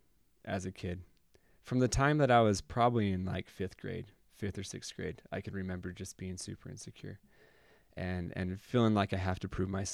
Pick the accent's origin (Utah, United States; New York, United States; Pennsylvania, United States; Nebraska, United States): Utah, United States; what the heck did we do in the pre-existence to deserve growing up in Northern Utah in this family where my mom and dad love each other.